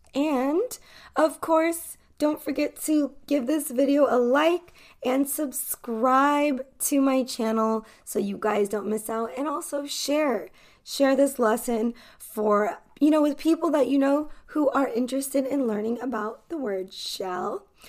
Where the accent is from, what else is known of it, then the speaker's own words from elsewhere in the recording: California, United States; accent: American accent from the Western hemisphere; I am an American English teacher from California